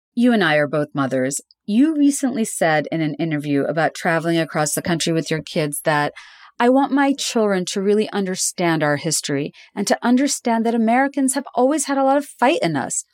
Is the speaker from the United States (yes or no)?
no; Dhaka, Dhaka Division, Bangladesh; moved away; I grew up in Dhaka, in Bangladesh